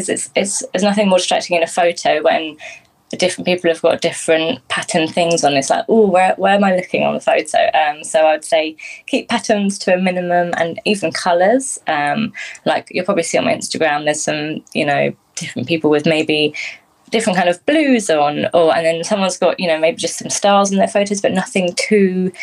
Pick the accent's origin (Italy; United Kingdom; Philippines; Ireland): United Kingdom; Ashtead, South East England; also born or lived in Epsom; from Ashton